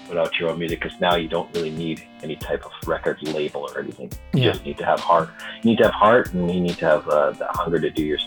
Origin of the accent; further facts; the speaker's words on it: Canada; being a Canadian MC and being a hip hopper from this part of the country